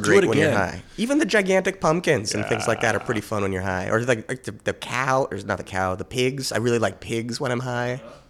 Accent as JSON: {"language": "English", "town": "Minneapolis", "region": "Minnesota", "country": "United States", "tie": "born or raised there", "moved": "yes", "lives_now": "Washington, United States", "said": "I was born in Minneapolis, so I have a lot of family there"}